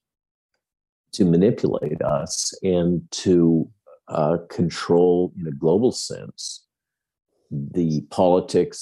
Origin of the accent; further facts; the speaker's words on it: Santa Barbara, California, United States; moved away as an adult; my hometown of Santa Barbara